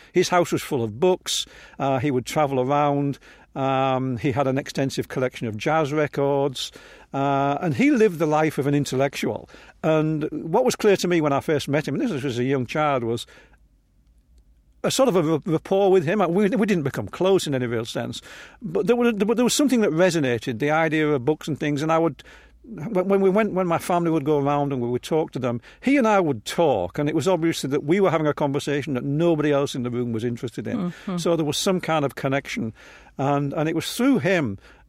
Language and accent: English; England, United Kingdom; No, I was growing up in England, and by definition, you are C of E.